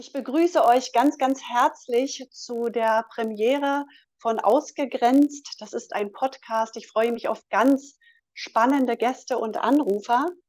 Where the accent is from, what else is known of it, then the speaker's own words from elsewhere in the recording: Berlin, Germany; Ich komme aus Berlin.